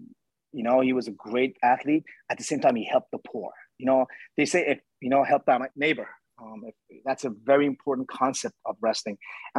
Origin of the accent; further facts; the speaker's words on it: United States; Once again, I'm American, right?